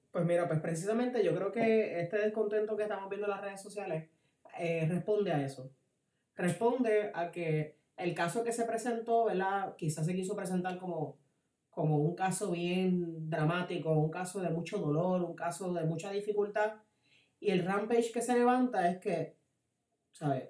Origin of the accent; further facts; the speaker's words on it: Puerto Rico; como puertorriqueños